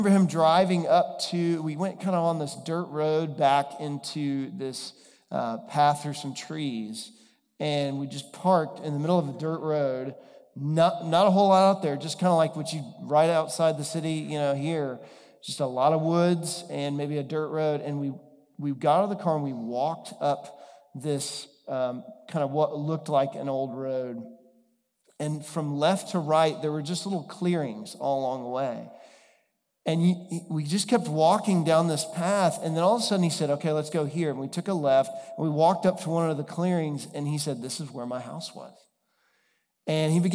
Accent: Texas, United States; moved away; I'm from Texas originally

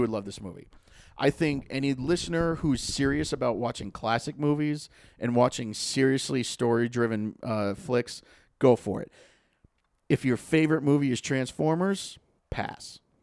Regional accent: Lake Winnipesaukee, New Hampshire, United States; I grew up on Lake Winnipesaukee

